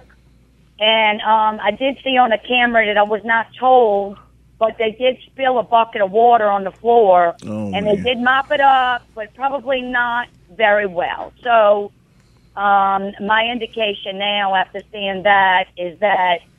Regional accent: New Orleans, Louisiana, United States; I was raised in New Orleans also on hardwood floors

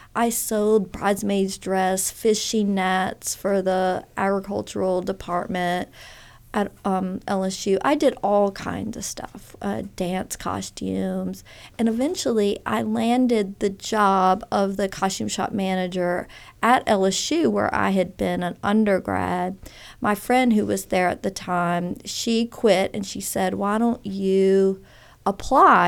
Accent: Baton Rouge, Louisiana, United States; moved away as an adult; also born or lived in Texas; now in Oxford, United States; I really grew up in Louisiana in the Baton Rouge area, really spent most of my, all schooling there, most of it

